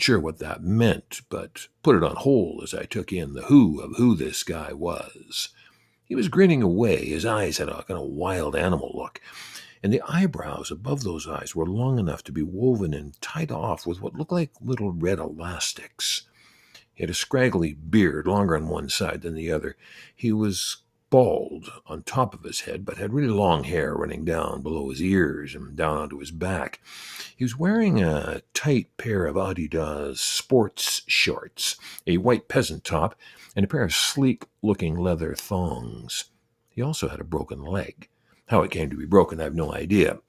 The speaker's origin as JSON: {"language": "English", "country": "Canada", "said": "I'm Canadian"}